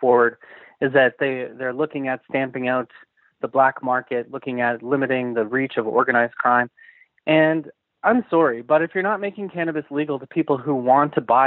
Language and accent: English; Canada; I'm Canadian at heart